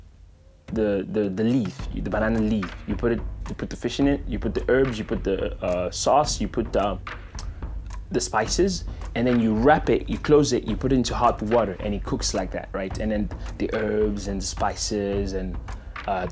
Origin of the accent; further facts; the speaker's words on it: DR Congo; now in Phoenix, United States; I was born in the Democratic Republic of the Congo, and now I live in Phoenix, Arizona.